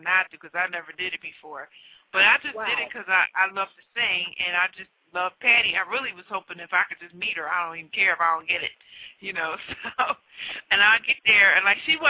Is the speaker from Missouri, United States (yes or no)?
no; Philadelphia, Pennsylvania, United States; I'm a native Philadelphian myself.